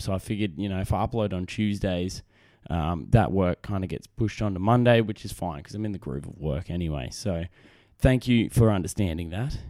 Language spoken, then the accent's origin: English; Australia; accent: Australian; my great Australian accent. 'cause I'm a man from down under